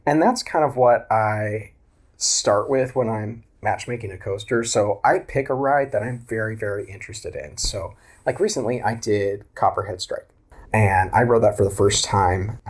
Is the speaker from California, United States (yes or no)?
no; Oklahoma, United States; also born or lived in Tulsa, Oklahoma; I grew up in Oklahoma. That's where I live now, in Tulsa.